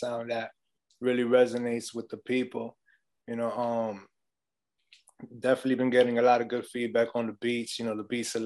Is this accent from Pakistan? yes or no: no; New York, United States; I grew up in New York, you know, born and raised